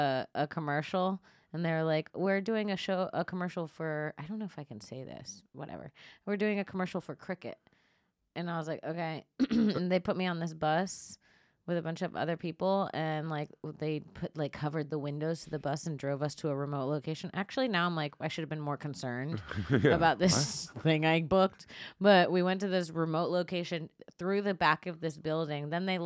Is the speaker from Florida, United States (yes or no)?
yes; Florida, United States; I'm from Florida.